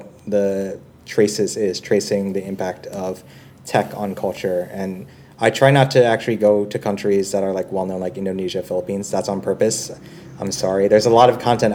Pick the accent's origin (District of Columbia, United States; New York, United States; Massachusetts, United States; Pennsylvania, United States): New York, United States; New York City; moved away as an adult; also born or lived in San Francisco / China / Vietnam; now in Singapore; I'm originally from New York City